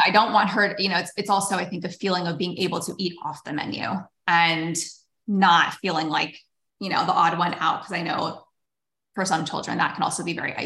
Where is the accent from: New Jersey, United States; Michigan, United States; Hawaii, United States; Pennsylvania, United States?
Pennsylvania, United States; Erie; when I was growing up in Erie, Pennsylvania